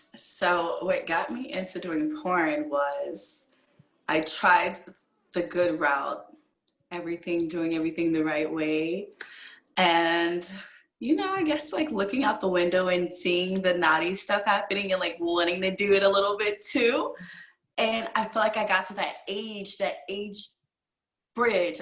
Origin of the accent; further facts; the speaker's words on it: Virginia, United States; moved away; I'm originally from Virginia